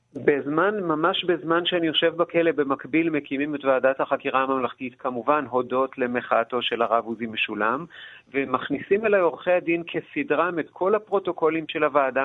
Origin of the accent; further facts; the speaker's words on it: Ganei Yehuda, Central District, Israel; אני לא בן קיבוץ, אלא בן, אה, היישוב גני יהודה